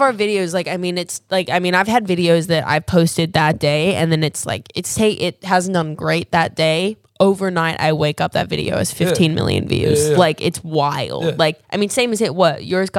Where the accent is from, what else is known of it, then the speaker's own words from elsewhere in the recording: Australia; I'm Australian.